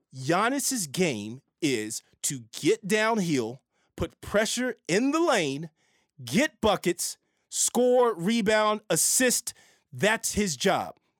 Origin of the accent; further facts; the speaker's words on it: San Francisco Bay Area, California, United States; now in Los Angeles, United States; I'm from the Bay Area, I love the Giants.